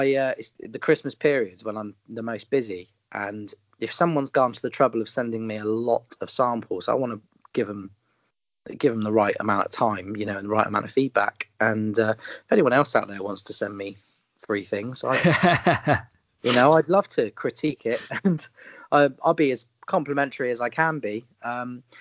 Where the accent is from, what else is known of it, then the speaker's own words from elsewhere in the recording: United Kingdom; accent: common Southern UK; I've got quite a common Southern UK accent